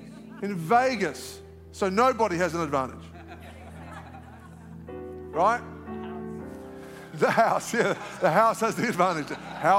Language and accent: English; Australia; moved away as an adult; now in Alpharetta, United States; I'm an Aussie, so I just speak it straight